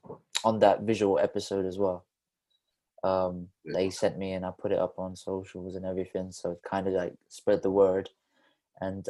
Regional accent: Philippines; now in Bristol, United Kingdom; I was born in Philippines.

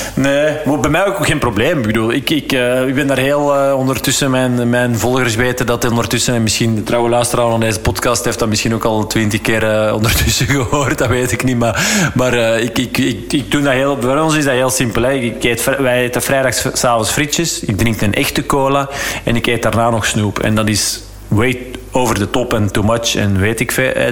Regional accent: Flanders, Belgium; als Vlaming

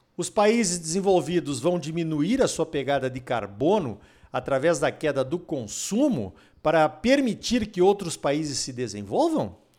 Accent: Brazil

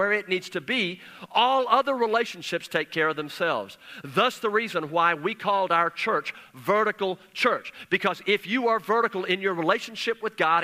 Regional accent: Bangladesh; moved away as an adult; now in United States; the country that I grew up in Bangladesh

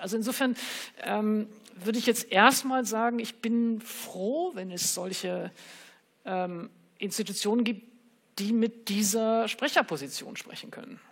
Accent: Germany; als Deutsche mit Nazi-Hintergrund

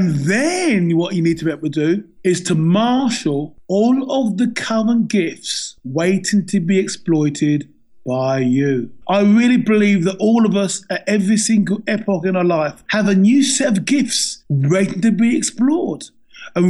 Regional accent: England, United Kingdom; I was born and bred in England

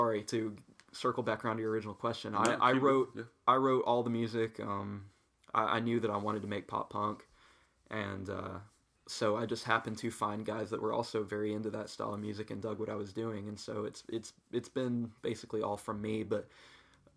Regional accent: Blacksburg, United States; growing up in Blacksburg

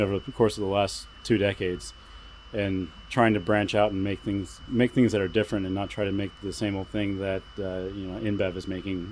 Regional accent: Columbus, Ohio, United States; moved away as an adult; now in Vashon Island, United States; we're originally from Columbus, Ohio

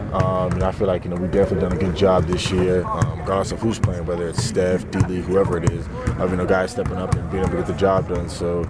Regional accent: Midwest, United States; moved away; I'm from the Midwest

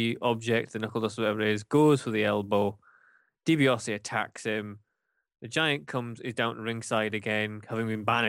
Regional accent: Scotland, United Kingdom; as a Scotsman

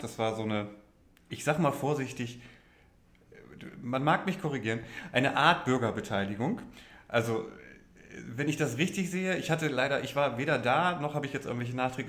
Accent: Oldenburg, Lower Saxony, Germany; als Oldenburger

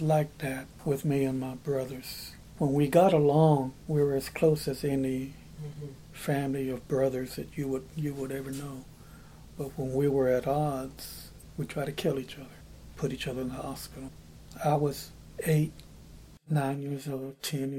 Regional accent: just south of Dallas, Texas, United States; moved away as an adult; now in Appleton, United States; I'm Hispanic, born and raised in Texas, just south of Dallas

